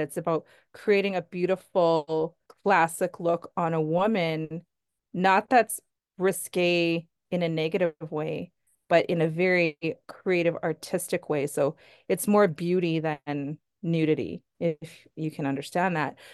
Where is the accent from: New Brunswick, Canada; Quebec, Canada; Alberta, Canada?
Alberta, Canada; Sherwood Park; I grew up in Sherwood Park.